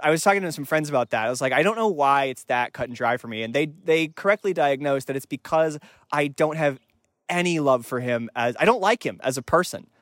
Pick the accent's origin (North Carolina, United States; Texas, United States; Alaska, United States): North Carolina, United States; Raleigh; I was born in Raleigh, North Carolina